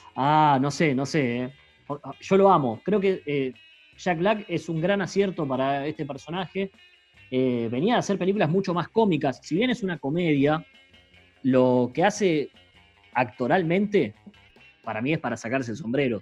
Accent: Mar del Plata, Buenos Aires Province, Argentina; nosotros somos de Mar del Plata

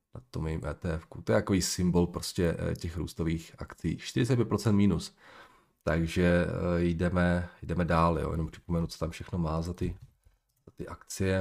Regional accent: Moravian Slovakia, Slovácko, Czechia; já jsem chlapec ze Slovácka, já to mám do Trenčína, nebo měl jsem to do Trenčína. Ne za kopcem

